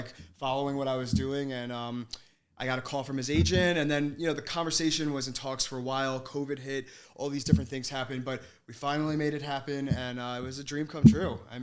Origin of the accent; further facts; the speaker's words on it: Hauppauge, New York, United States; I grew up in Hop Hog